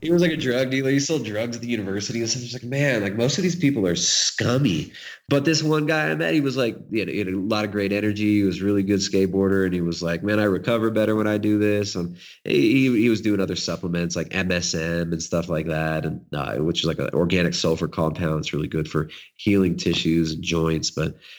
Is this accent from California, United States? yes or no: yes; California, United States; accent: California; moved away; I grew up in California